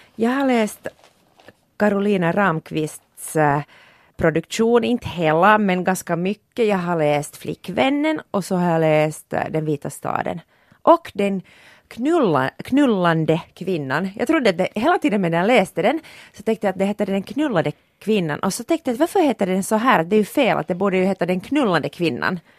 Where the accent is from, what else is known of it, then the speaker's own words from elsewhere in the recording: Porvoo, Uusimaa, Finland; jag kommer från Borgå.